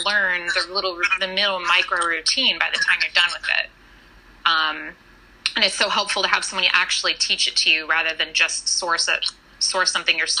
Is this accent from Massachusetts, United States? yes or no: no; Fresno, California, United States; now in New York, United States; my hometown of Fresno, California